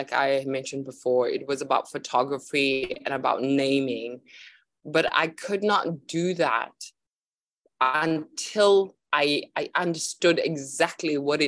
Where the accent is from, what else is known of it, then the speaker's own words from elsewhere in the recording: South Africa; I am originally from South Africa, but I'm traveling around the world at the moment.